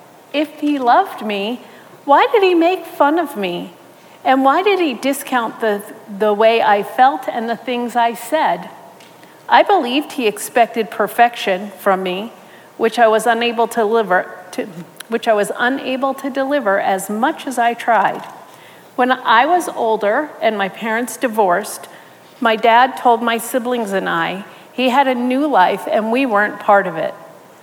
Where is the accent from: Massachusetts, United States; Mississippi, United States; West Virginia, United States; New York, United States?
New York, United States; born or raised there